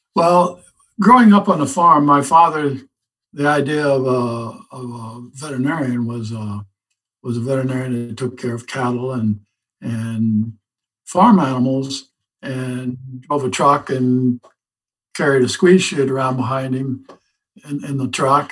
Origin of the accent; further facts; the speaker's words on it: Southern Illinois, United States; now in North Carolina, United States; I grew up in Southern Illinois on a farm.